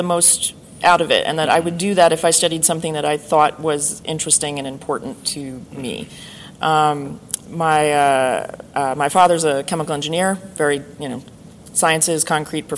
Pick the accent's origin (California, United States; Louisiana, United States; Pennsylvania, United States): Pennsylvania, United States; outside of Philadelphia; I grew up outside of Philadelphia